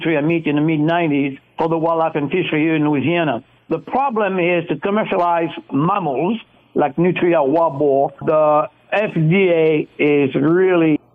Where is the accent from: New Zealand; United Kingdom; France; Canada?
France; now in United States; I grew up cooking wild game, actually, in France